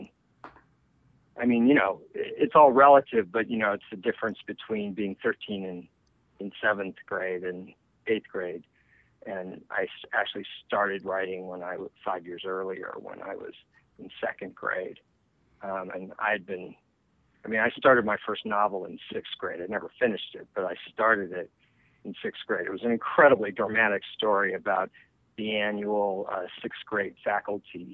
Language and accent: English; Los Angeles, California, United States; I'm from Los Angeles, and I'm actually from the San Fernando Valley